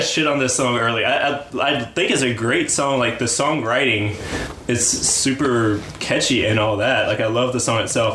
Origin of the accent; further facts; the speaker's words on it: rural North Carolina, United States; my home state, growing up in rural North Carolina